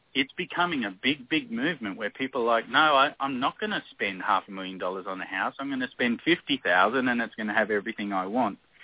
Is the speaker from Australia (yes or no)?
yes; Australia; moved away as an adult; I'm from Australia, so where I was grew up or where I lived with my kids when they were really young, it's endless summer. We don't have a winter.